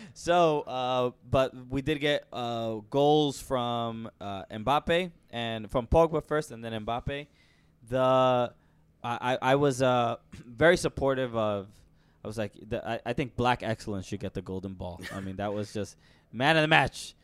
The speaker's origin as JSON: {"language": "English", "country": "United States", "said": "as an American"}